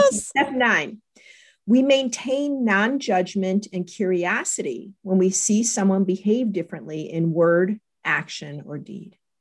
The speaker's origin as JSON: {"language": "English", "town": "Las Vegas", "region": "Nevada", "country": "United States", "tie": "born or raised there", "said": "I grew up in Vegas."}